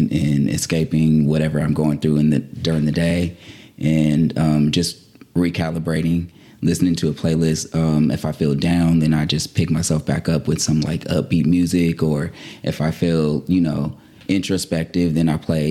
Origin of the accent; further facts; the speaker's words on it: Stockton, California, United States; moved away as an adult; also born or lived in Oakland, California; now in Los Angeles, United States; I'm from Stockton, everybody. Born and raised, Northern California